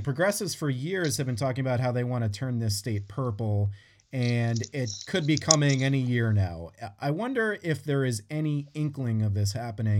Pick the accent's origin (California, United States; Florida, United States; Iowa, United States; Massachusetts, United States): Massachusetts, United States; moved away as an adult; also born or lived in New York; because I'm from Massachusetts and I grew up in Massachusetts and then I lived in New York for 11 years.